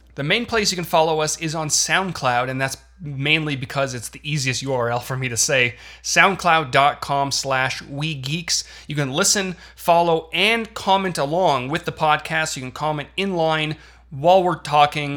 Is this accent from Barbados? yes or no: no; Canada; moved away as an adult; now in United States; I was born and raised in Canada for 22 years